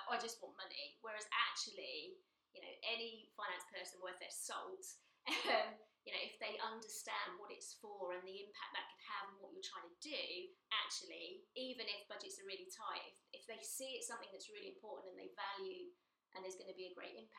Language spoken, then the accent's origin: English; United Kingdom; part of being British. It's our culture